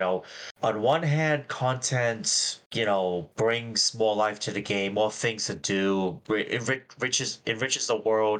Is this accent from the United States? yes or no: no; Australia; I'm an Australian using Australian internet